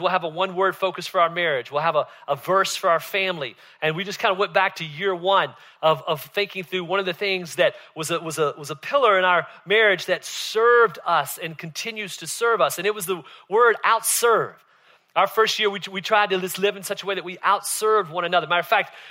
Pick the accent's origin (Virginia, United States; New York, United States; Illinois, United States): Virginia, United States; Southern; moved away; I grew up in Southern Virginia